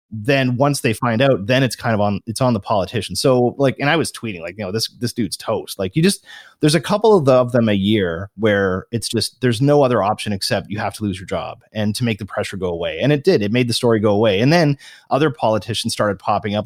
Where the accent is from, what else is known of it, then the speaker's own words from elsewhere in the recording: Canada; I'm a Canadian